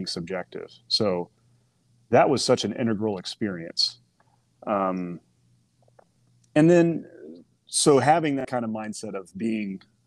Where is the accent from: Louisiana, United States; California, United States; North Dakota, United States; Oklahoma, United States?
Oklahoma, United States; moved away as an adult; I'm from Oklahoma, small town.